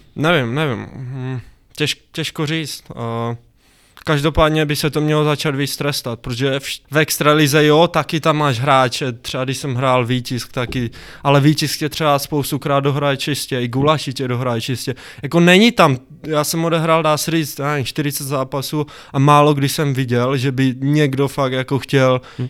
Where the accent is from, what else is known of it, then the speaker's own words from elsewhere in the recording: Zlín, Zlín Region, Czechia; also born or lived in Fryšták; jsem ze Zlína, nebo ve, Friš, ve Frištáku bydlím, což je kousek od Zlína